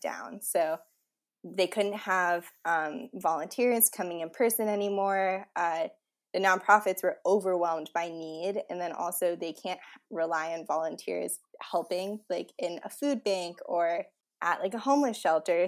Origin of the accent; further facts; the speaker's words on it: Washington, District of Columbia, United States; also born or lived in Indiana; everyone who comes back to D.C. There are a bunch of us political science majors over here. And since I moved home